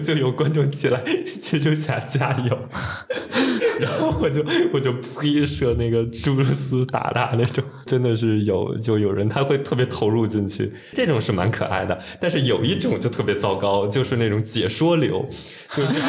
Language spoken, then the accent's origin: Chinese; Beijing, China; 然后我就是北京人